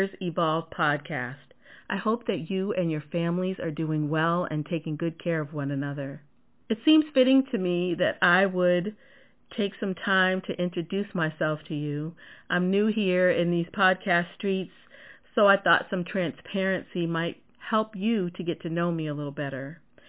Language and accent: English; just outside of Boston, Massachusetts, United States; I'm a New Englander, born and raised in Massachusetts, just outside of Boston